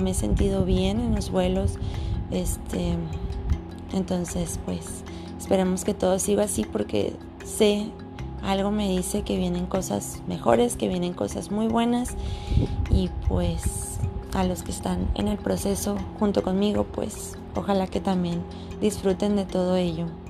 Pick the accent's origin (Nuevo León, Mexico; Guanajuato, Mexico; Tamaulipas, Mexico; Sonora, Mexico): Sonora, Mexico; moved away; vengo de Sonora, donde hace un infierno